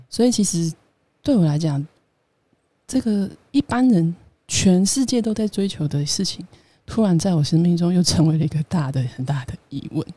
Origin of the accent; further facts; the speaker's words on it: Taiwan; 为什么我是台湾人